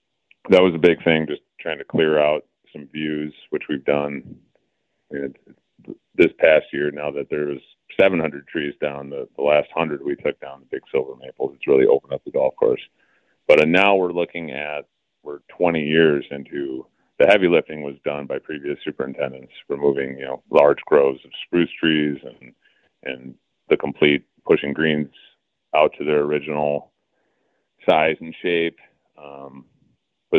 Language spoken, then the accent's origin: English; Madison, Wisconsin, United States; also born or lived in Erin Hills, Wisconsin; now in Wauwatosa, United States; I grew up in Madison, went to school in Madison